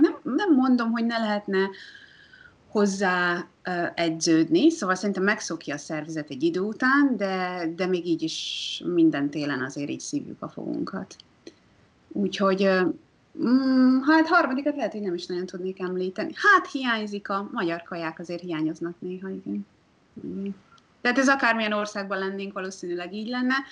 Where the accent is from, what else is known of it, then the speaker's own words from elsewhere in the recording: Hungary; now in New Zealand; magyarként Magyarországon aklimatizálódva